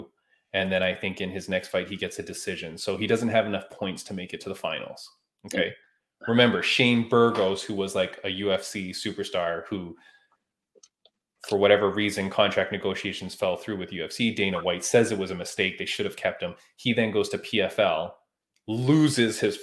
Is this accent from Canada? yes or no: yes; Canada; I'm Canadian.